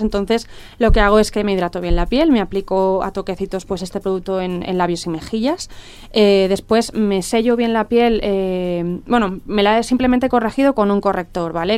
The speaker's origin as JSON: {"language": "Spanish", "town": "Dénia", "region": "Valencian Community", "country": "Spain", "moved": "as an adult", "said": "yo soy de Denia y, cuando, cuando me marcho a Valencia para estudiar una carrera"}